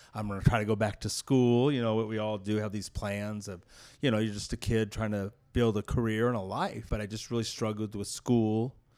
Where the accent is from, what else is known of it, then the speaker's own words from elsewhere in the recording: Clovis, California, United States; I grew up in Clovis, California